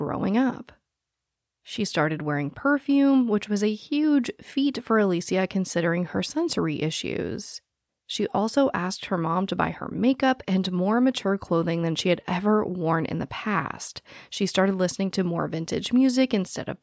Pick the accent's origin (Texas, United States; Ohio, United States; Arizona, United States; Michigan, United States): Arizona, United States; Phoenix; I was born and raised in Phoenix, Arizona, which touches Glendale